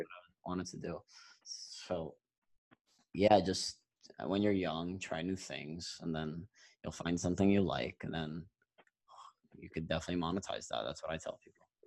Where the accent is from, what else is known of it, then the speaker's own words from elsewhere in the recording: New York, United States; we're both from New York